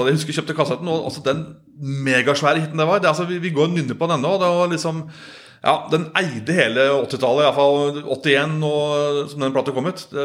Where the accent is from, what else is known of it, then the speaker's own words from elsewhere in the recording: Solør, Innlandet, Norway; jeg er fra Soler, altså Kirken her, da.